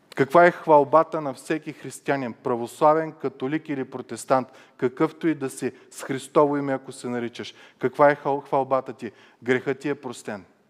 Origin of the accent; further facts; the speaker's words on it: Bulgaria; съм българин